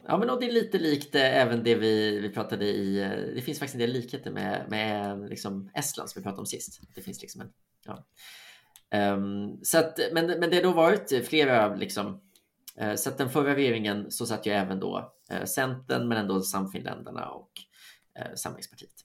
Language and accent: Swedish; Sweden; som svensk